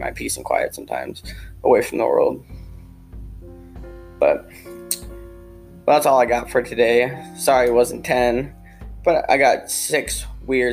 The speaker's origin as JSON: {"language": "English", "region": "Wisconsin", "country": "United States", "said": "I'm from Wisconsin"}